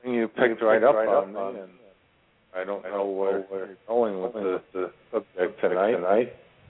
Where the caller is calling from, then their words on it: Ashland, Virginia, United States; The center of the universe. Ashland, Virginia.